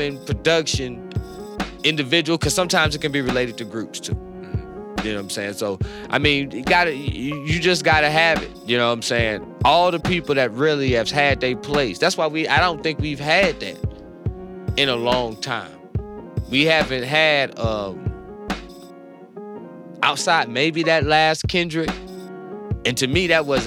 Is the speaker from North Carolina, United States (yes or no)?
yes; North Carolina, United States; I'm from North Carolina.